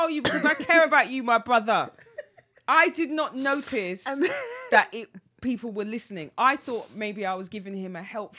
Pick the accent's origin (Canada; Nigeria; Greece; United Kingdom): Nigeria; obviously I'm Nigerian, so I'm quite loud anyway.